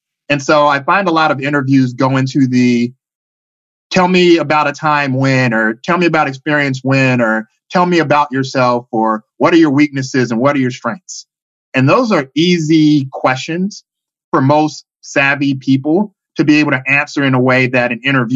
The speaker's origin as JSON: {"language": "English", "town": "Chicago", "region": "Illinois", "country": "United States", "moved": "as an adult", "lives_now": "Bay Area, United States", "said": "originally from Chicago, Illinois. I've been living in the Bay Area for the past 15 years"}